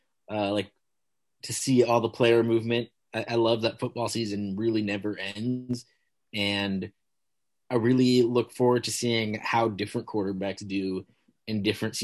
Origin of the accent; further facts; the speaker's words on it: United States; I am an American